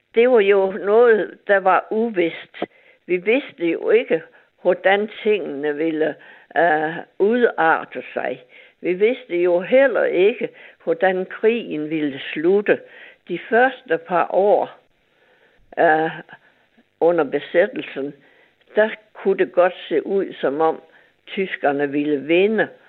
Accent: Nykøbing Mors, North Denmark Region, Denmark; Jeg er jo fra Mors, fra Nykøben

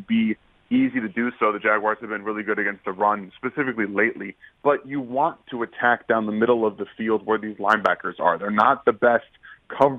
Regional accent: Michigan, United States; moved away; I'm from Michigan

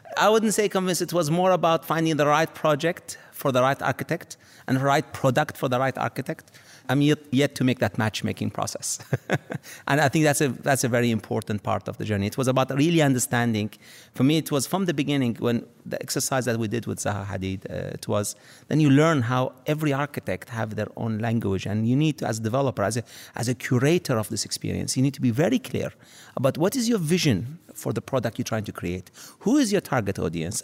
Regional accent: Dubai, United Arab Emirates; also born or lived in Iraq; I grew up in Dubai seeing the phenomenal growth of the city

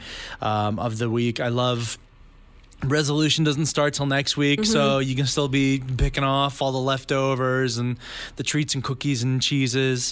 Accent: Langley, British Columbia, Canada; where I grew up in Langley

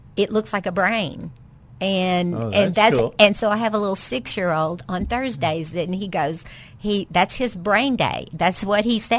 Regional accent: Pine Bluff, Arkansas, United States; I grew up in Pine Bluff, and I graduated in 1980, and Pine Bluff was the best place to grow up.

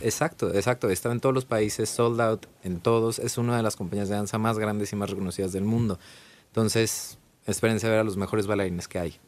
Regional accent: Guadalajara, Jalisco, Mexico; moved away as an adult; also born or lived in Ireland; yo soy de Guadalajara, Jalisco

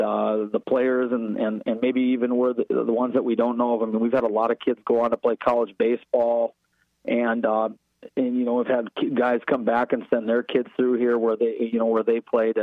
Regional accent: Fargo, North Dakota, United States; We're from Fargo South or Fargo North

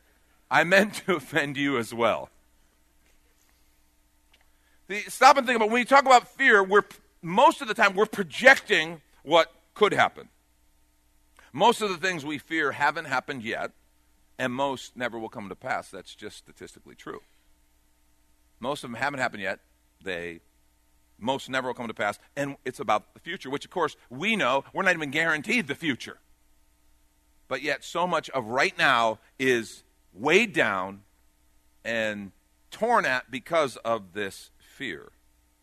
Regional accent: outside of Chicago, Illinois, United States; I grew up on a farm training horses. We had pickup trucks. Our seats were in the back. I mean, seriously, and I grew up outside of Chicago

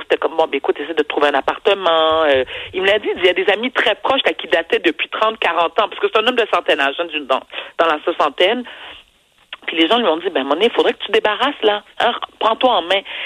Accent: Quebec, Canada; also born or lived in Haiti (ancestry); Au Québec, nous sommes un peuple généreux

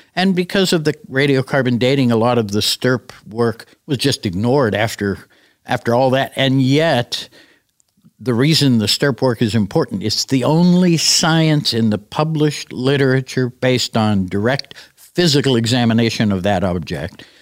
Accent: United States; We came from America

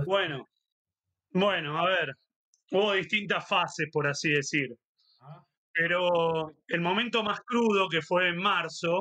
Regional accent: Avellaneda, Buenos Aires Province, Argentina; Horacio es de Avellaneda, porque somos del mismo barrio

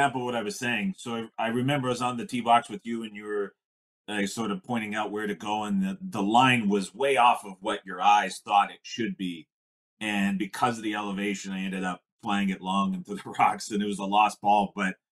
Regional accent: Canada; I'm from Canada here

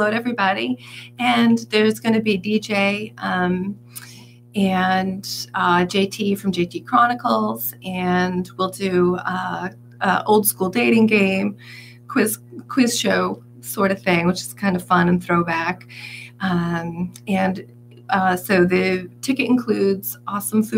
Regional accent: Yarmouth Port, Massachusetts, United States; also born or lived in West Barnstable; I grew up in Yarmouthport, but I currently live in West Barnstable

